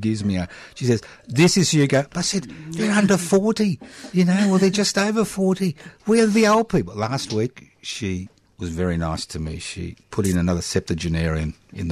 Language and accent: English; Queensland, Australia; moved away; Refugee from Queensland